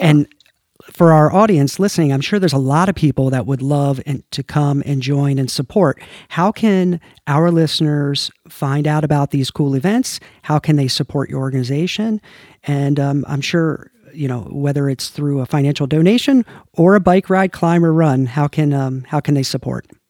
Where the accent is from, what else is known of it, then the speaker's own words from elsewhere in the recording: United States; I'm American